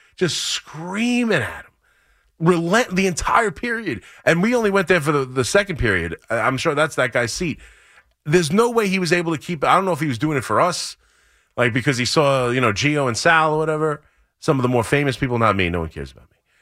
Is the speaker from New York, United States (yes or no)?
yes; Long Island, New York, United States; I come from Long Island